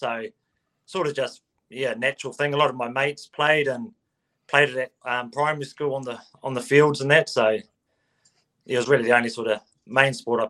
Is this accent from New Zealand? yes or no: yes; Stratford, Taranaki, New Zealand; now in New Plymouth, New Zealand; I'm originally from Stratford, which is about 30 minutes south of New Plymouth.